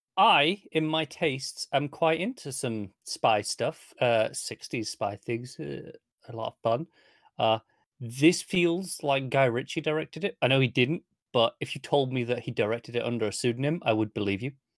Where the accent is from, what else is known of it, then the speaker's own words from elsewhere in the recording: United Kingdom; Derbyshire is, is quite near where I grew up. So to me, this, I'm very used to this accent.